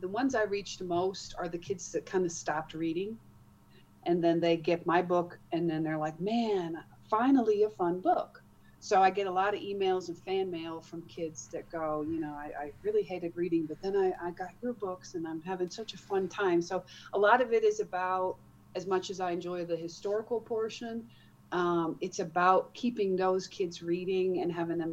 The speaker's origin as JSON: {"language": "English", "country": "Netherlands", "tie": "born or raised there", "moved": "as an adult", "lives_now": "United States", "said": "I grew up in the Netherlands, got married, and then been moving around."}